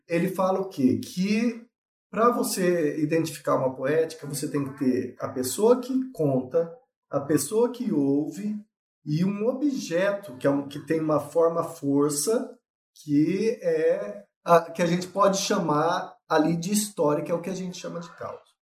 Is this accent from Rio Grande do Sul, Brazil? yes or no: no; Ivinhema, Mato Grosso do Sul, Brazil; also born or lived in Barcelona, Spain; sou nascido em Vinhema, sertão do Mato Grosso do Sul.